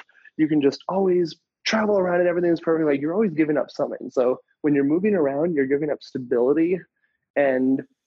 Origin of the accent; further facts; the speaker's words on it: United States; moved away as an adult; also born or lived in Thailand / Asia; I'm American